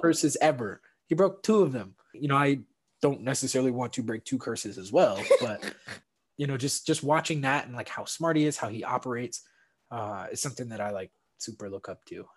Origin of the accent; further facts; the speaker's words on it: St. Louis, Missouri, United States; moved away as an adult; also born or lived in South Bend, Indiana; growing up in St. Louis